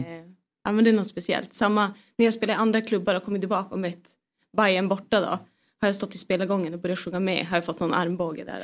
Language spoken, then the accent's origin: Swedish; Piteå, Norrbotten County, Sweden; hemma i Piteå spelade jag golf